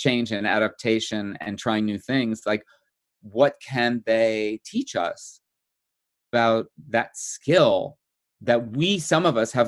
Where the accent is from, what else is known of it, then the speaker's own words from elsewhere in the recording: New Jersey, United States; moved away as an adult; also born or lived in New York City; New Jersey. I grew up in New Jersey